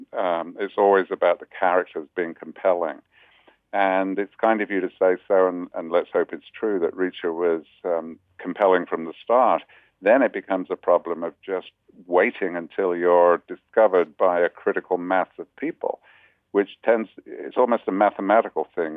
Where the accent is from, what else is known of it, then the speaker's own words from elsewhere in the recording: United Kingdom; now in New York, United States; as a Brit